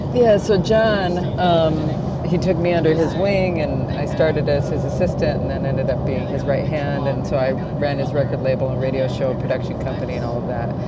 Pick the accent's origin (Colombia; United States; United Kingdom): United States; South Dakota; I grew up in South Dakota